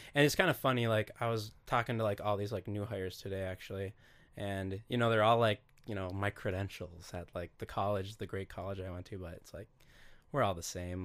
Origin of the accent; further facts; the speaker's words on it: Duluth, Minnesota, United States; it was kinda fun growing up in Duluth